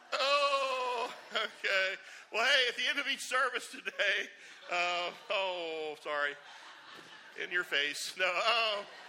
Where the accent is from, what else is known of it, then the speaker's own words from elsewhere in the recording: Charleston, South Carolina, United States; I grew up up on James Island, and you know, growing up in Charleston